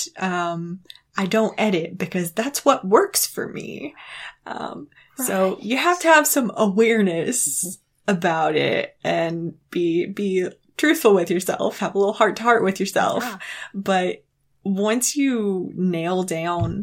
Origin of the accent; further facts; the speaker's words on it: East Tennessee, United States; I'm from East Tennessee